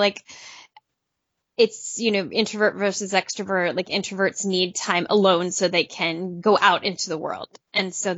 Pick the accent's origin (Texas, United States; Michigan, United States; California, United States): California, United States; Southern; I grew up in Southern California